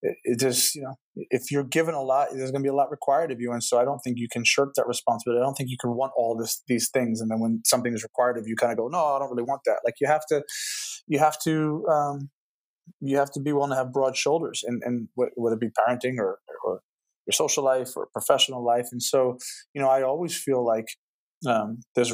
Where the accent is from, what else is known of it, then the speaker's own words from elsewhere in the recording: New Jersey, United States; also born or lived in Manchester; I'm from New Jersey